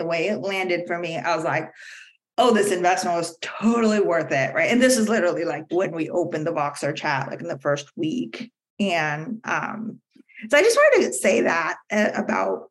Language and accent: English; India; moved away; I grew up in India